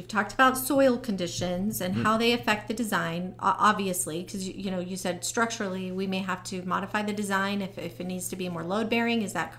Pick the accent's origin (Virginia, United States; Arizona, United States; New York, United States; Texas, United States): Arizona, United States; because I'm from Arizona, as you know.